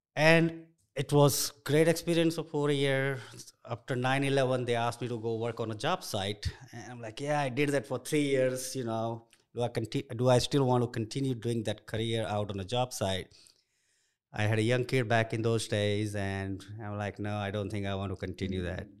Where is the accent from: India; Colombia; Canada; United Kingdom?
India; English is a second language; moved away as an adult; also born or lived in Nairobi, Kenya; now in United States; I grew up in India